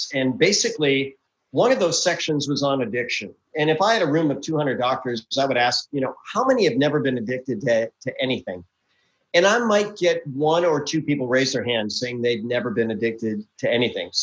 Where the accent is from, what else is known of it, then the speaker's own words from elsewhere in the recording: Milwaukee, Wisconsin, United States; now in Houston, United States; I'm originally from the Midwest, right? Born and raised in Milwaukee, Wisconsin. Didn't like the cold, so I moved south